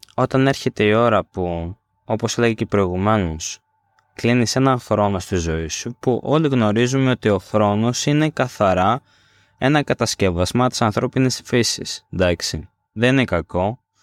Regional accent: Greece

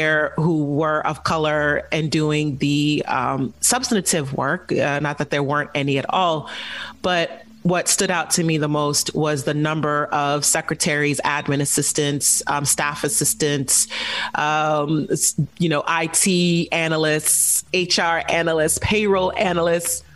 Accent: Rhode Island, United States; I am Nigerian, and I am Yoruba, and I'm from the great old state of Rhode Island.

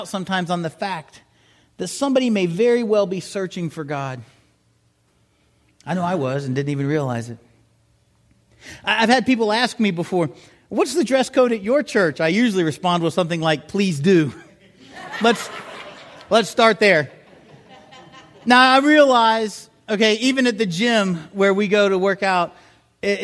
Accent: South Miami, Florida, United States; moved away; also born or lived in Huntsville; I grew up down in South Miami

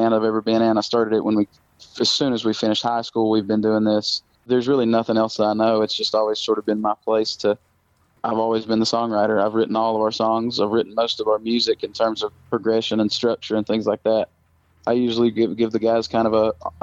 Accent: Castlewood, Virginia, United States; we have to tell people we're from Bristol or Johnson City

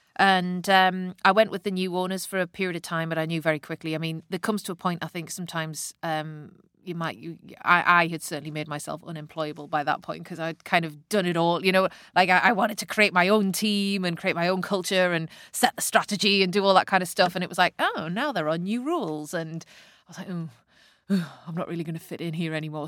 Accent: the Northeast, North East England, United Kingdom; I grew up in the nineteen eighties, and I'm from the Northeast

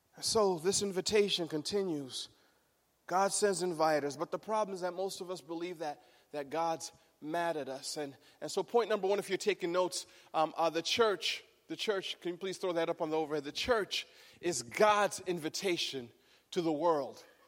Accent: Michigan, United States; the wedding was in Michigan, in our hometown.

